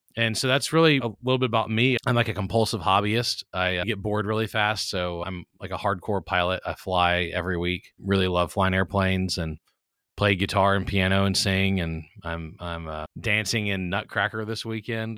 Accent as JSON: {"language": "English", "town": "Baton Rouge", "region": "Louisiana", "country": "United States", "tie": "born or raised there", "said": "I'm from Baton Rouge, Louisiana, so I'm a South Louisiana guy who grew up in a family of people who didn't use computers"}